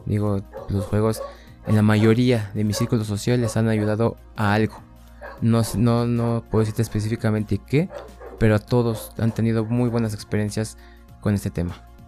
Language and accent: Spanish; Mexico; en mi país, aquí en México